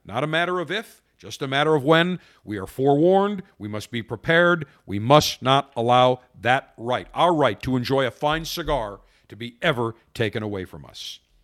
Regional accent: Buffalo, New York, United States; now in Tampa, United States; I'm from Buffalo

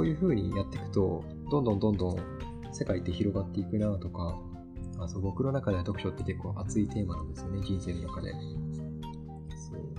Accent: Kagoshima, Japan; 地元の鹿児島

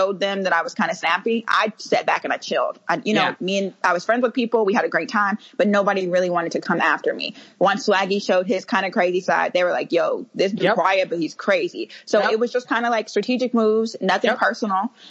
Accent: Kansas City, United States; moved away; I was born and raised Kansas City

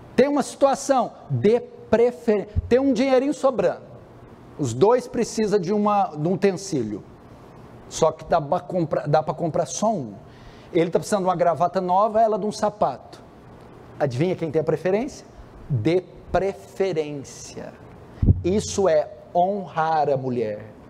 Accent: São Paulo, Brazil; vim de São Paulo

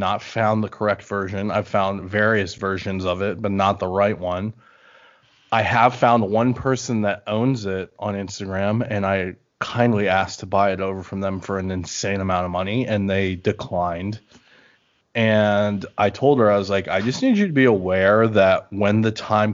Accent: Maryland, United States; now in Las Vegas, United States; I'm from Maryland originally

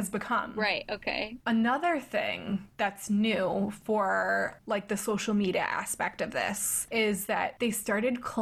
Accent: East of England, United Kingdom; I'm from Essex. I feel like it had to run so Love Island could fly.

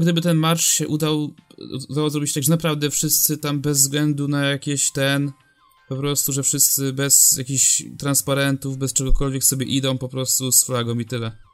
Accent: Poland; jestem z Polski

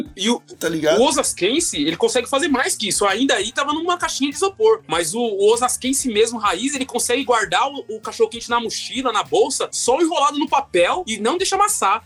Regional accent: Osasco, São Paulo, Brazil; Sou de Osasco, mano. Sou de Osasco.

